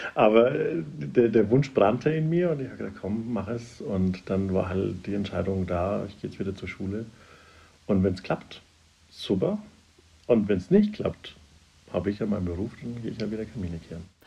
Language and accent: German; Upper Franconia, Bavaria, Germany; now in Munich, Germany; ich bin im Oberfränkischen aufgewachsen